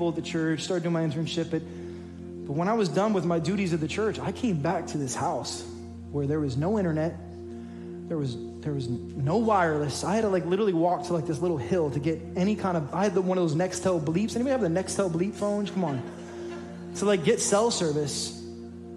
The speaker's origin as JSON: {"language": "English", "town": "New York City", "region": "New York", "country": "United States", "tie": "born or raised there", "moved": "yes", "said": "I'm a son of an inner city church planner, and I was born in the Bronx"}